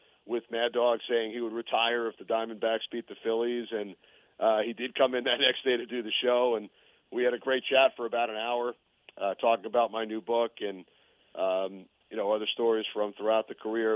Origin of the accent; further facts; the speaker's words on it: New York, United States; growing up in New York